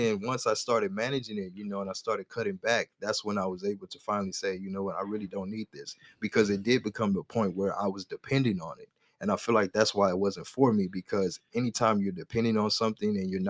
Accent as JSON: {"language": "English", "region": "the South", "country": "United States", "said": "My family, we're from the South. So we eat pork chops all the time."}